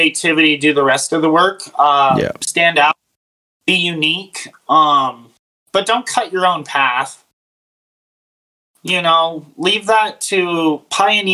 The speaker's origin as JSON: {"language": "English", "region": "Arizona", "country": "United States", "tie": "born or raised there", "said": "We grew up in Arizona"}